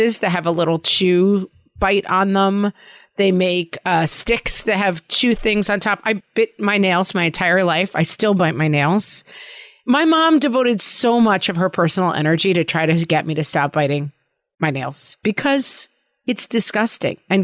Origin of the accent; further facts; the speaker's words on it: New York, United States; accent: New York; my New York accent